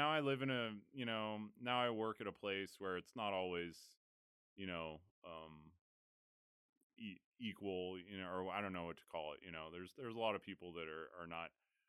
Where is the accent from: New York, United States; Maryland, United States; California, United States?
California, United States; Alameda; also born or lived in Oakland; I mean, I when I was really young, I grew up in like Alameda.